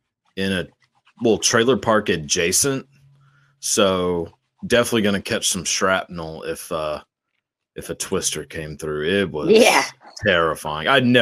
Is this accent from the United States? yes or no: yes; Texas, United States; we're both from Texas